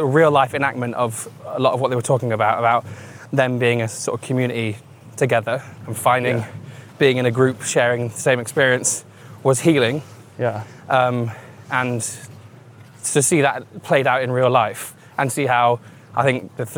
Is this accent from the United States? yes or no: no; Newark, East Midlands, United Kingdom; also born or lived in Nottingham; moved back in with my mum and dad from Nottingham to my hometown of Newark.